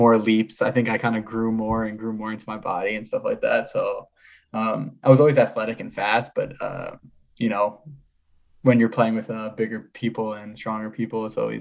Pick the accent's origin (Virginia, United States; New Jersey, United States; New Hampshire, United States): New Jersey, United States; New Jersey. Born and raised.